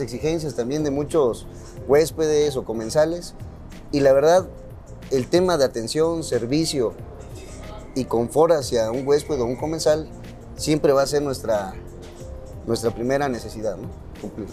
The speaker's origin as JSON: {"language": "Spanish", "region": "Oaxaca", "country": "Mexico", "said": "sacar raíces de donde nosotros somos, de Oaxaca"}